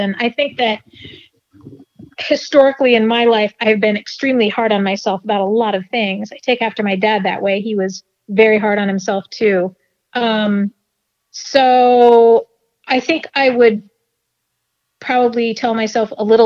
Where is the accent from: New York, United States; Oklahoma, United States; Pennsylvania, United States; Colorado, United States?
Colorado, United States; Denver; I grew up in Denver